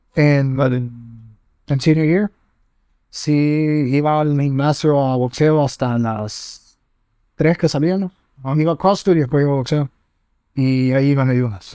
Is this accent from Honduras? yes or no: yes; Honduras; como dignos hondureños